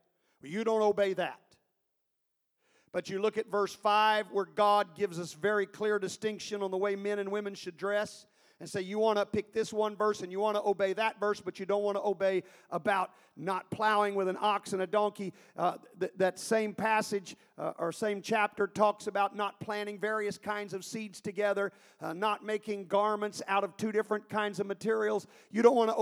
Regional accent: United States; We're the United States of America. This is our nation.

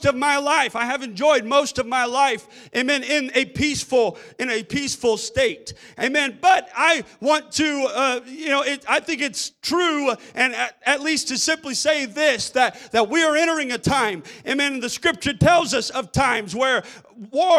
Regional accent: United States; As an American child, I grew up in a nation

